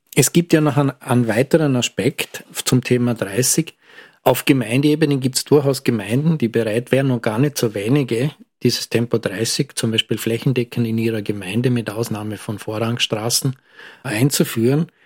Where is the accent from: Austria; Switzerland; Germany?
Austria; Lustenau, Vorarlberg; meiner Heimatgemeinde, weil in Lustenau